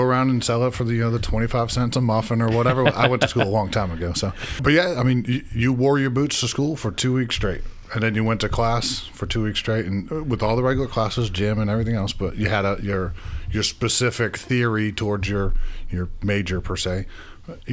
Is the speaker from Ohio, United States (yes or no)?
no; Massachusetts, United States; moved away; I'm from Massachusetts